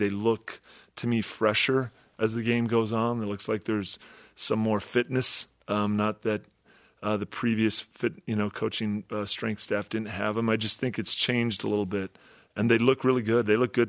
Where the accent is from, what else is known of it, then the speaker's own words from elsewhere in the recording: Midwest, United States; I grew up in the Midwest, so I was familiar with the rankings and how it went down.